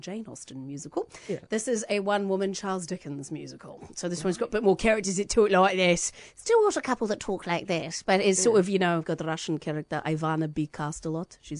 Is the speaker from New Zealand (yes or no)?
yes; Christchurch, Canterbury, New Zealand; I'm from Christchurch